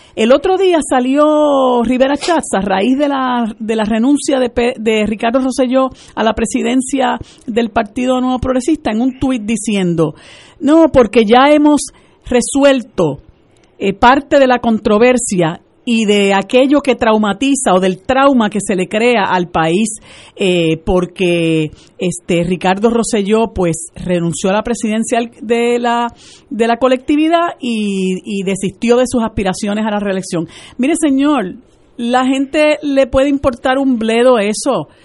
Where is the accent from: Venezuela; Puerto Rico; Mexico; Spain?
Puerto Rico